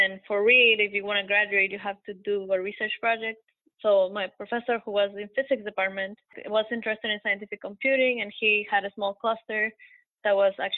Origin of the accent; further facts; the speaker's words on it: Quito, Pichincha, Ecuador; moved away as an adult; also born or lived in Portland, Oregon / Tallahassee, Florida; now in Oak Ridge, United States; I'm originally from Quito, Ecuador, and so I've lived in Quito most of my life before moving here.